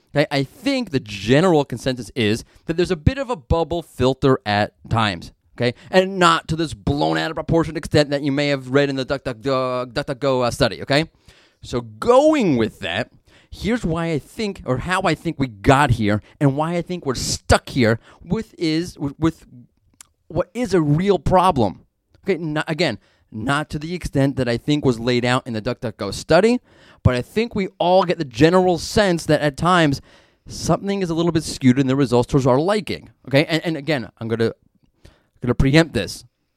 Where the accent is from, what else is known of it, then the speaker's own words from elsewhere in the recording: New York City, New York, United States; being that I'm from Brooklyn